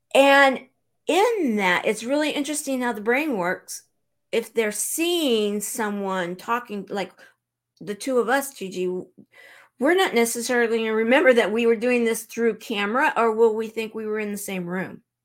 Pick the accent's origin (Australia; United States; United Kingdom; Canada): United States; Southern California; now in Branson, Missouri, United States; I'm originally from Southern California